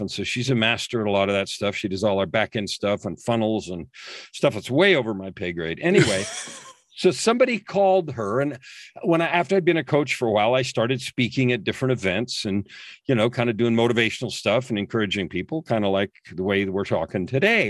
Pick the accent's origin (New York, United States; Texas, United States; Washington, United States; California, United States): California, United States; San Francisco Bay Area; I grew up in the San Francisco Bay Area.